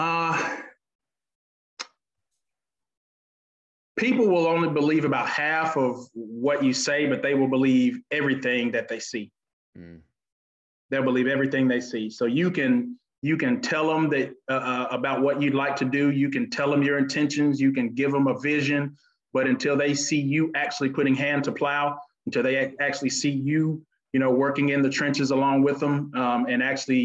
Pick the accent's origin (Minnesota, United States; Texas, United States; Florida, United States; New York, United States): Florida, United States; Panama City; now in Alabama, United States; I'm actually originally from Florida. Panama City is actually my home. So I'm not a native of Alabama, but I've been there long enough to call Alabama my home now